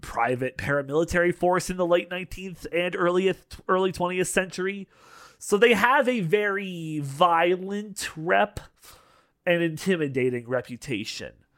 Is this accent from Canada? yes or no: yes; Canada; we're both Canadian here.